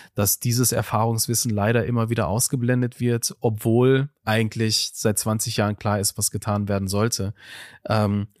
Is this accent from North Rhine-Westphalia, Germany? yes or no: yes; Duisburg, North Rhine-Westphalia, Germany; in Duisburg-Marxloh, wo ich aufgewachsen bin